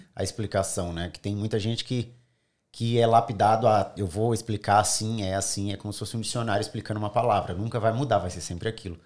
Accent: São Paulo, Brazil; moved away as an adult; now in Sydney, Australia; sou do Grajaú, extremo sul

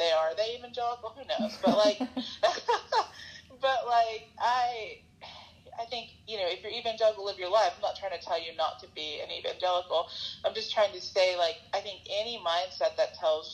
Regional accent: the South, United States; growing up in the South

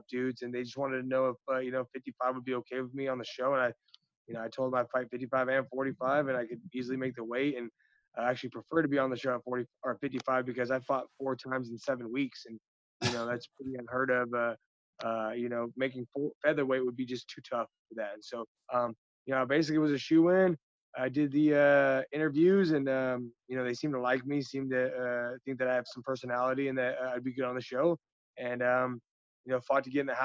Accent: Seattle, Washington, United States; also born or lived in Yakima, Washington; I actually was born in Seattle and then spent my first 11 years over there and then moved to Yakima

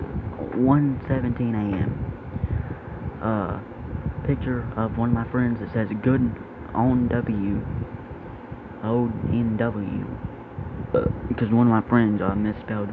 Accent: the South, United States; I'm from the South

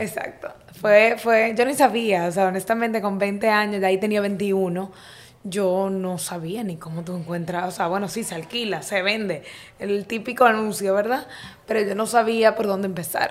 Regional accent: Santo Domingo, Distrito Nacional, Dominican Republic; soy dominicano, o sea, nací aquí en Santo Domingo.

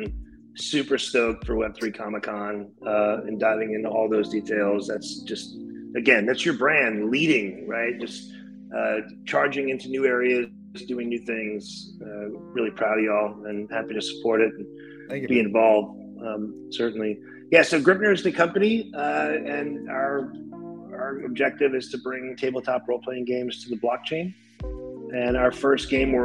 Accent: New Orleans, Louisiana, United States; moved away; I'm from New Orleans. I moved back home when I opened a division for Audio Socket down here in New Orleans

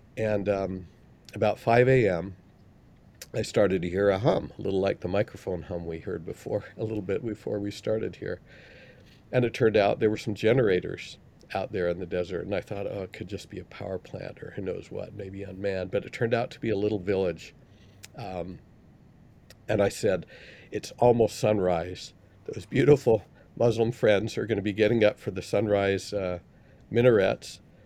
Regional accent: Salt Lake City, Utah, United States; where I grew up in Salt Lake

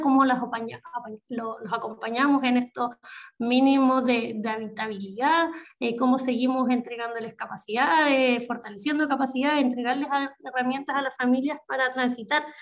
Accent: Chile; also born or lived in Biobío; somos un país muy, muy largo

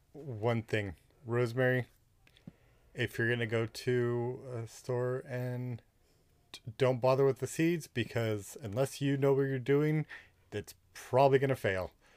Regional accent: Southern California, United States; I am a boy from Southern California

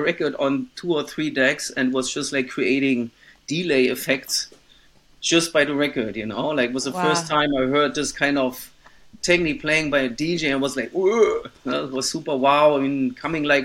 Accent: town 45-50 km east of Berlin, Brandenburg, Germany; English is a second language; my hometown, which is actually like just 50 kilometers, 45 in the east of Berlin

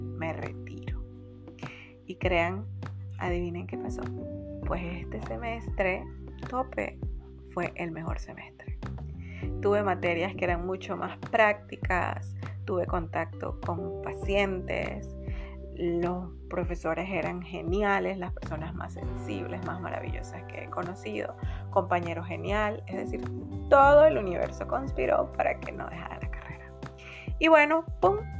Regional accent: San Antonio de los Altos, Miranda, Venezuela; moved away as an adult; also born or lived in Caracas, Venezuela; now in Panama; Nací en Caracas, Venezuela, una hermosa ciudad. Y luego de mis primeros cinco meses de vida nos fuimos a vivir a las afueras de Caracas, un pueblito hermoso llamado San Antonio de los Altos.

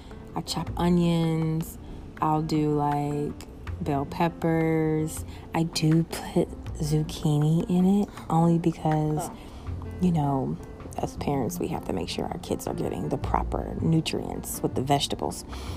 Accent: North Chicago, Illinois, United States; born there; our summers and our Christmas holidays in Chicago, because that's where I was born. I was born in North Chicago

